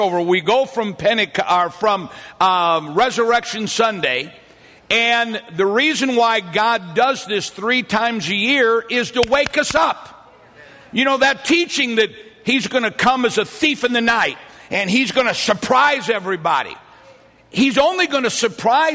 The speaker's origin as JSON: {"language": "English", "town": "St. Louis", "region": "Missouri", "country": "United States", "said": "I'm from South St. Louis."}